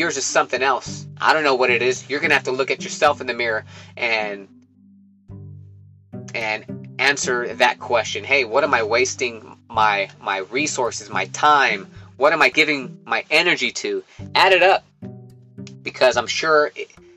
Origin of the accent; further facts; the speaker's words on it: Livermore, California, United States; my hometown of Livermore, California